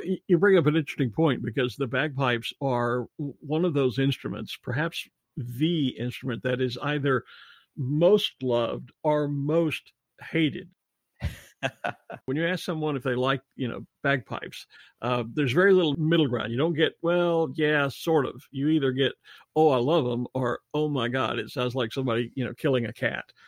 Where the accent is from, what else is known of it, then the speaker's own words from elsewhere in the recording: Texas, United States; my home state of Texas